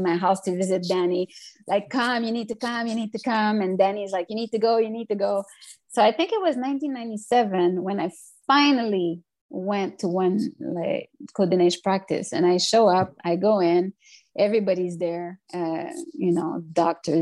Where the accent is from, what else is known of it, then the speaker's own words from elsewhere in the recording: Montreal, Quebec, Canada; also born or lived in Notre-Dame-de-Grâce, Montreal; I'm from Montreal North. I've already moved to NDG